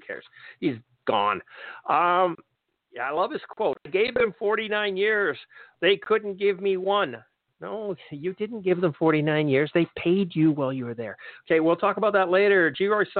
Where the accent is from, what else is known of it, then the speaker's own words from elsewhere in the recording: Western Canada, Canada; As a Canadian